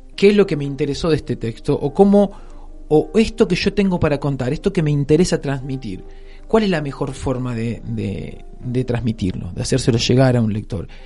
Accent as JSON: {"language": "Spanish", "town": "Rosario", "region": "Santa Fe", "country": "Argentina", "tie": "born or raised there", "also_born_or_lived": "Noetinger", "said": "me crié en Rosario, en el centro de Rosario"}